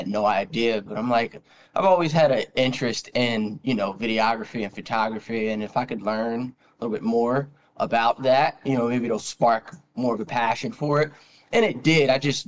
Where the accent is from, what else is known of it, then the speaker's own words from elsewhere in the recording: Trenton, New Jersey, United States; You know, we're all from Jersey.